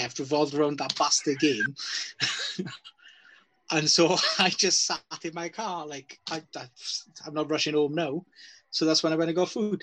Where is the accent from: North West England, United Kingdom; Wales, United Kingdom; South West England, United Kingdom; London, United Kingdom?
Wales, United Kingdom; As a Welshman